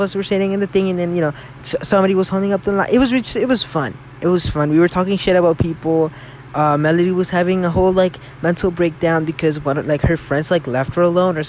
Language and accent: English; Mexico; accent: Mexican; My Mexican accent came out. I'm sorry.